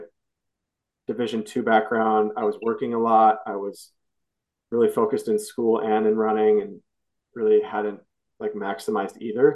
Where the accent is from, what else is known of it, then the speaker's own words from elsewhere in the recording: Sioux Falls, South Dakota, United States; moved away; I grew up in Sioux Falls and my family's all there